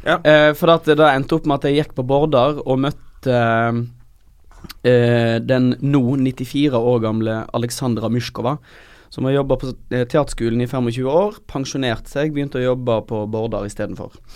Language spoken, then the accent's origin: Norwegian; Øystese, Vestland, Norway; moved away; Jeg er fra Øystese